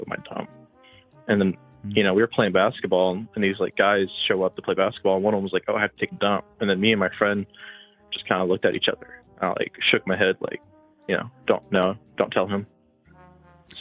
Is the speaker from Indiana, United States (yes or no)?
yes; Indiana, United States; I'm from Indiana.